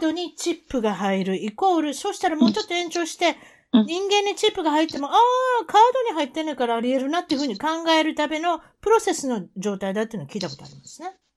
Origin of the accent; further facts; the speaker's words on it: Osaka, Japan; 大阪から来たおばちゃんですから